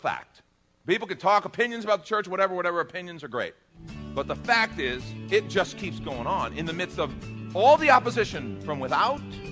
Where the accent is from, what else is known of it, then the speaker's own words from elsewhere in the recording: United States; as an American